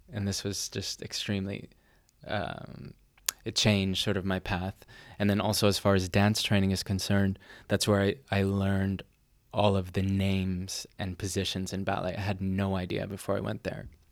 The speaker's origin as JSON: {"language": "English", "area": "near Boston", "region": "Massachusetts", "country": "United States", "tie": "born or raised there", "also_born_or_lived": "Härnösand, Sweden", "moved": "yes", "lives_now": "Dresden, Germany", "said": "I was born near Boston, Massachusetts. Um, and I live in Dresden, Germany"}